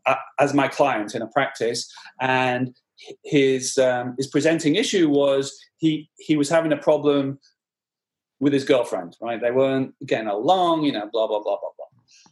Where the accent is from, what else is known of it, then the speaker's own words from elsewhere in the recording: Blackburn, North West England, United Kingdom; born there; accent: soft Northern; No, I'm British. I was born in Blackburn in the Northwest.